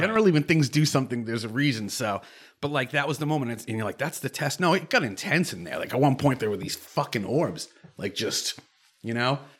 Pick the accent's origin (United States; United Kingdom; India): United States; Cape Cod, Massachusetts; I grew up on the Cape